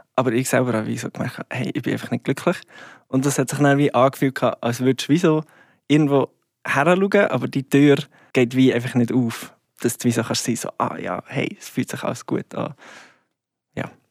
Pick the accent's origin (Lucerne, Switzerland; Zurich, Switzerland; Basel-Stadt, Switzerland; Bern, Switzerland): Bern, Switzerland; Goldiwil; das heisst Goldiville bei Thun. Ähm, oder ja, nein, Goldiville, Klammer Thun. Und ja, es ist ein kleines Dörfchen, wo ich aufgewachsen bin